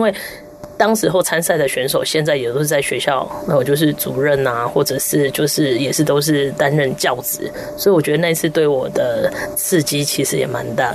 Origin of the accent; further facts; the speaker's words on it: southern Taiwan, Taiwan; 我们南部人讲话就比较直嘛